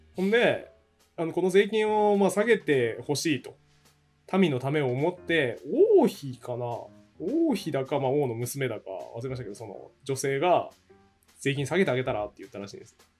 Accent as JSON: {"language": "Japanese", "region": "Hokkaido", "country": "Japan", "tie": "born or raised there", "said": "僕地元北海道なんですけど"}